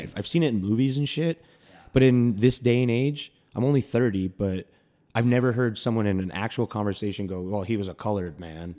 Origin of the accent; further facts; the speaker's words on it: Milwaukee, Wisconsin, United States; I grew up in Milwaukee